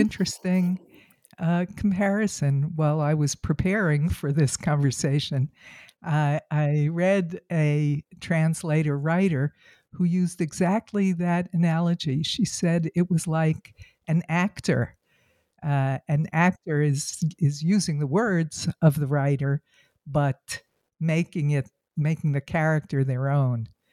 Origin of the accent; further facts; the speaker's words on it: United States; as an American